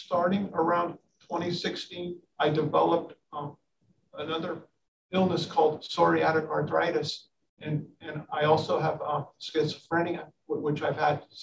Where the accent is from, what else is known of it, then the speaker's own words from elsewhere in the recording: San Francisco, California, United States; moved away as an adult; now in Miami, United States; I'm from San Francisco, California. I've lived here for about 25 years